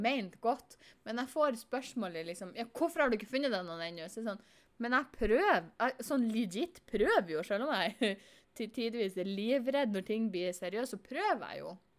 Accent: Northern Norway, Norway; Jeg er nordlending på godt og vondt

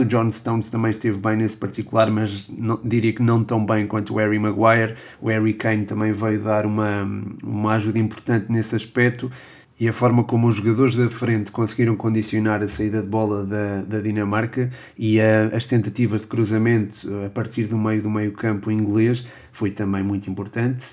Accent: Portugal; sou português

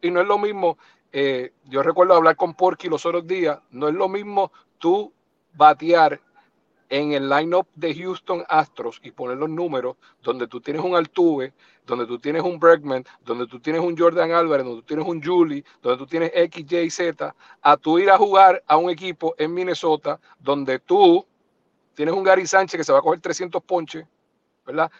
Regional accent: eastern Puerto Rico, Puerto Rico; also born or lived in New York; nosotros que somos del este de Puerto Rico

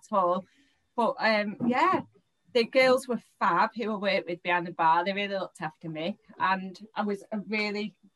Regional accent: Manchester, North West England, United Kingdom; I'm born and bred in Manchester. Proud Mancunian

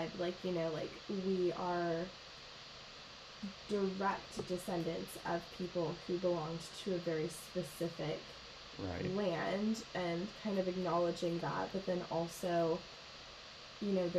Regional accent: the Northwest, Pacific Northwest, United States; growing up in the Northwest for both of us

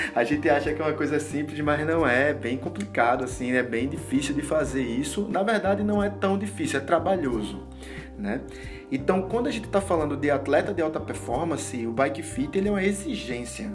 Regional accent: Olinda, Pernambuco, Brazil; eu sou daqui de Pernambuco e sou mais especificamente de Olinda

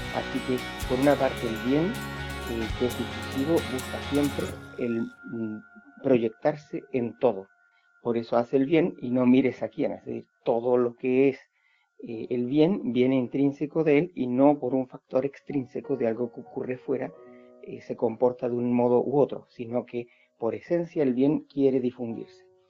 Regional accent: Chile; nací en Chile, soy español y soy chileno y vivo aquí en Chile

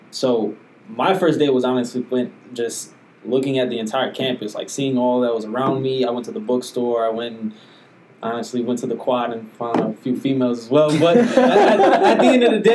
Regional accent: Syracuse, New York, United States; I'm from Syracuse as well

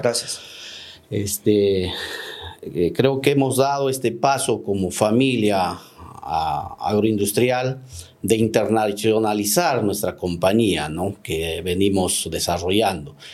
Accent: Lambayeque, Peru; also born or lived in Olmos; mi tierra, a o este, lambayecana

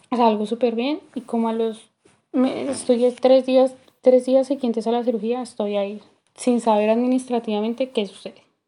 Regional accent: Colombia; moved away as an adult; also born or lived in New Jersey; now in United States; salí de Colombia a Nueva Jersey

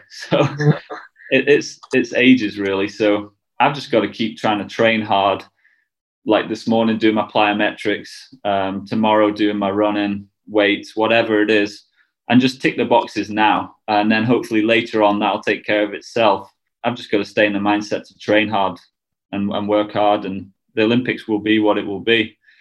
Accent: United Kingdom; we're all British

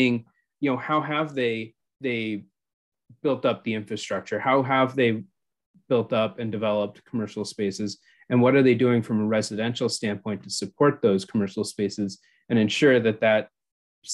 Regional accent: Hanover, Massachusetts, United States; my hometown in Hanover

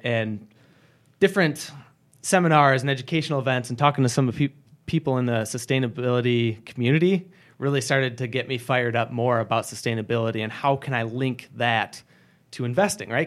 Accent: Grand Rapids, Michigan, United States; moved away as an adult; now in Wisconsin, United States; I was born and raised in Michigan, in the Greater Grand Rapids, Michigan area.

